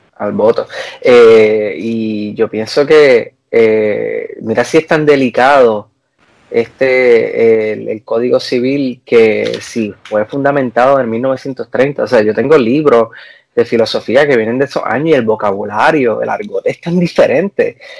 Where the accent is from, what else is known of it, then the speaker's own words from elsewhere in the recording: Puerto Rico; moved away; yo soy boricua